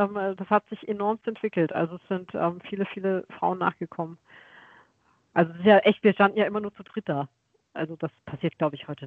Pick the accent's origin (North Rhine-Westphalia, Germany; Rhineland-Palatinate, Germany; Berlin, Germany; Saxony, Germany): Rhineland-Palatinate, Germany; Westerwald; now in Karlsruhe, Germany; ich komme ja ursprünglich aus dem Westerwald.